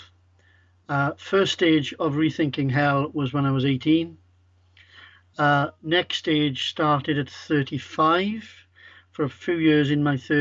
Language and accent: English; Wales, United Kingdom; I'm Welsh as well